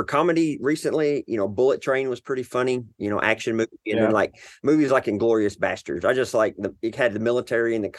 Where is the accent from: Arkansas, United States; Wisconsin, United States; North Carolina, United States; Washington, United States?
Arkansas, United States; So I'm in the South in Arkansas. I don't know if you can tell by my accent